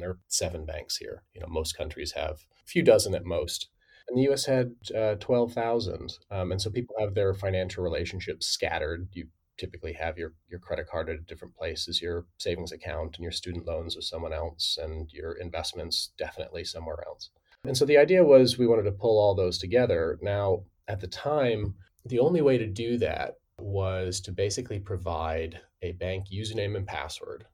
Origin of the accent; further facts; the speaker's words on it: Midwest, United States; I'm from the Midwest